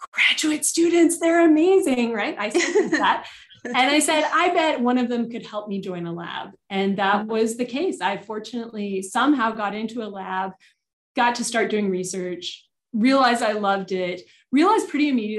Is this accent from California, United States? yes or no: yes; Southern California, United States; I grew up in Southern California